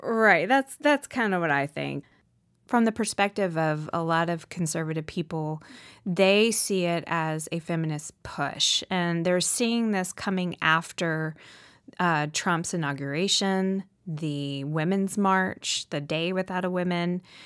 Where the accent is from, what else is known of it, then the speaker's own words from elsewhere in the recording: the Southern States, United States; growing up in the Southern States, um, you know, which is prime, you know, predominantly Republican